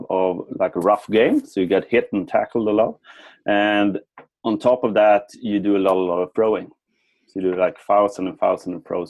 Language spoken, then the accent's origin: English; Sweden; I'm from Sweden and we grew up in the 80s and the 90s